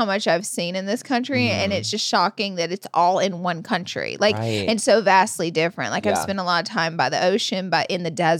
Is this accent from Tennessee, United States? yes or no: no; Alabama, United States; Someone said they're surprised I haven't because I'm from Alabama.